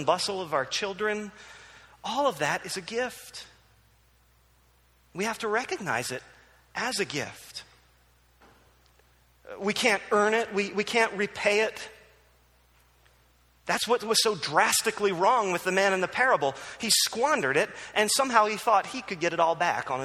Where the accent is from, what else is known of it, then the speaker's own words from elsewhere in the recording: New Jersey, United States; moved away; also born or lived in Philadelphia; I grew up in New Jersey